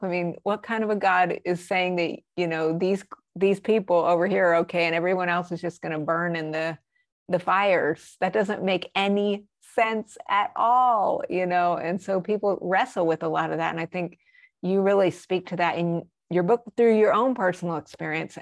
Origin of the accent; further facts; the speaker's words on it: Albuquerque, New Mexico, United States; I was raised in Albuquerque